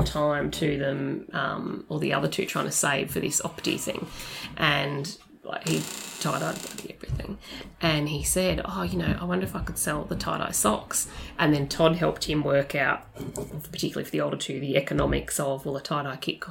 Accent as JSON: {"language": "English", "town": "Melbourne", "region": "Victoria", "country": "Australia", "also_born_or_lived": "Brisbane / London", "moved": "as an adult", "said": "I'm from Melbourne originally"}